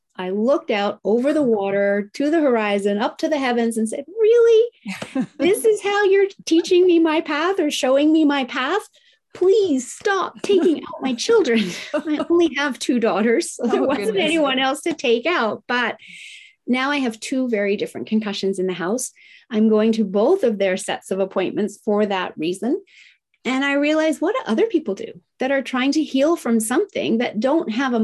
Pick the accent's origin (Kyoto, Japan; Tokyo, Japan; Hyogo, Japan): Tokyo, Japan; English is a second language; I was raised in Tokyo, Japan in the 1970s, in the height of manufacturing plants spewing out toxins. Now, I loved growing up in Japan.